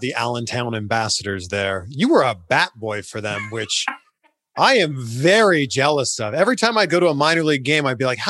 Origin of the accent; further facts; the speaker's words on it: Toronto, Ontario, Canada; I'm from Toronto